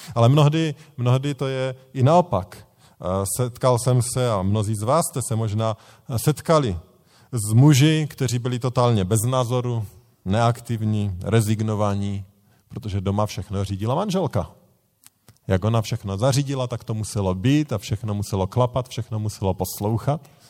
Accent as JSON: {"language": "Czech", "region": "Bohemia", "country": "Czechia", "said": "u nás v Čechách"}